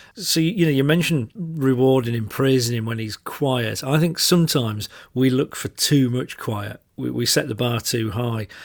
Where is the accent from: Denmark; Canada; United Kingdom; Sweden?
United Kingdom; Yorkshire and the Humber; I'm from Yorkshire